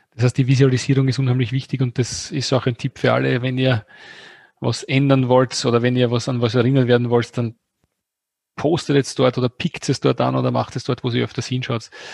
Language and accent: German; Austria; bei uns in Österreich